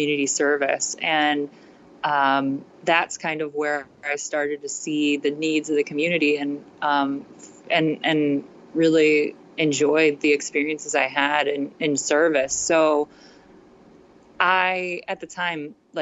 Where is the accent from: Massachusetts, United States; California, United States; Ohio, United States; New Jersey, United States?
Ohio, United States; also born or lived in Australia; I'm from Ohio.